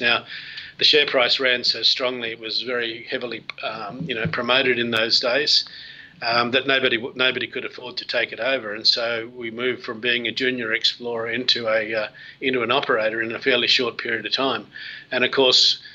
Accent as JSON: {"language": "English", "country": "Australia", "said": "I am an Australian"}